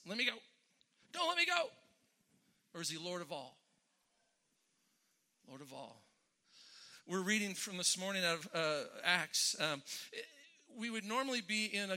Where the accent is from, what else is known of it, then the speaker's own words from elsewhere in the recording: Westminster, California, United States; We had a little strip mall about two blocks up from my house in Westminster